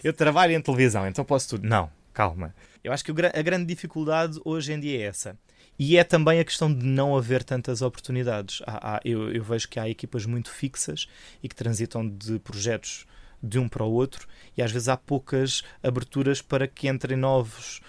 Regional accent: Algarve, Portugal; moved away as an adult; now in Lisbon, Portugal; Sou do Algarve, sou um algarvio marafado

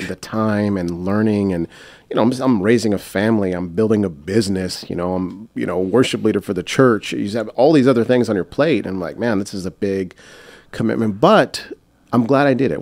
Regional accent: United States; I'm I'm American

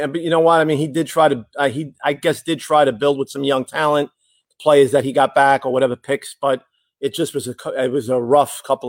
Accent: New York, United States; I'm a New Yorker

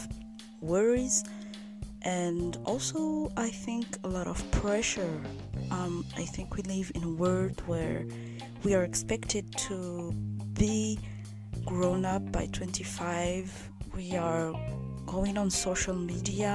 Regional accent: Madagascar; I was born and raised in Madagascar

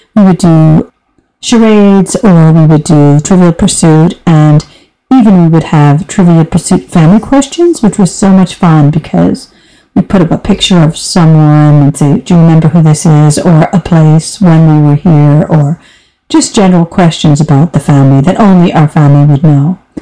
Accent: United States; moved away as an adult; now in Europe; I'm an American, but I've been living in Europe for over 26

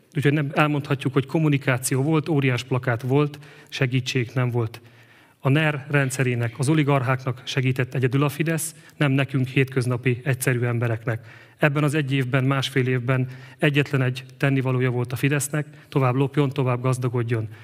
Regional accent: Eger, Heves, Hungary; Egerbe születtem. Itt élek most is családommal.

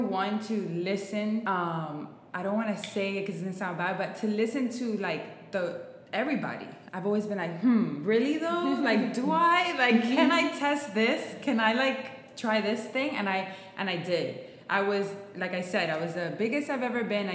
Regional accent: Miami, Florida, United States; I'm born and raised in Miami.

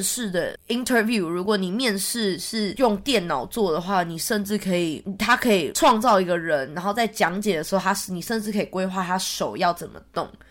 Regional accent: Taiwan; now in Sydney, Australia; 我之前去年从台湾回来的时候

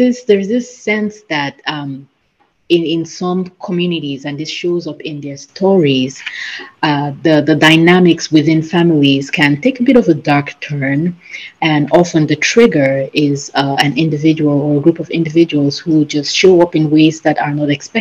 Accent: Cameroon; I come from Cameroon, which is a West African country

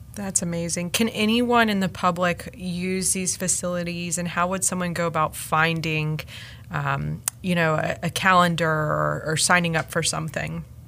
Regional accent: Raleigh, North Carolina, United States; I was born in born in Rex Hospital, raised in Raleigh, and I, I went to high school here

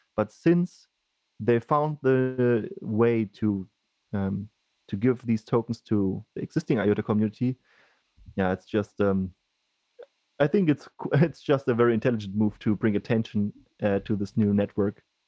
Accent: Germany; I come from Germany

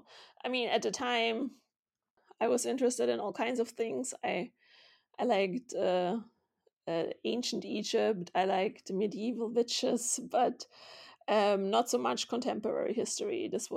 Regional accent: Vienna, Austria; also born or lived in Munich / Berlin; So I was born in Munich to two Austrian journalists, which also makes me Austrian. And then we had moved around a lot.

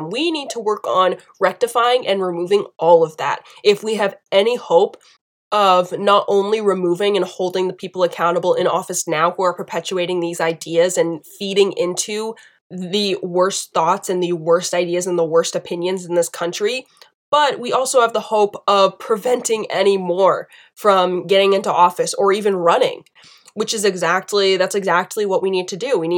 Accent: Southern United States, United States; accent: southern; my, my southern accent from earlier really popped out on that now.

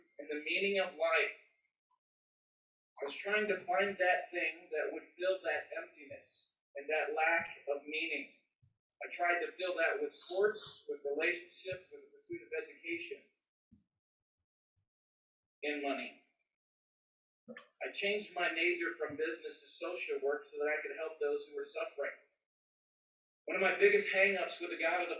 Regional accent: Midwest, United States; I am from the Midwest

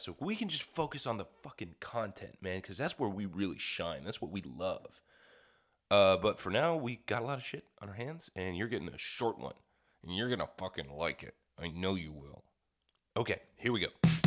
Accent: Kansas, United States; moved away; I'm from the Midwest. I don't know any of this stuff. Fucking, I mean, I grew up in, in Kansas

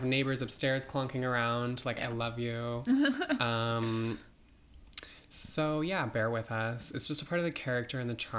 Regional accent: Nebraska, United States; moved away as an adult; also born or lived in New York City; I grew up in Nebraska in a small town.

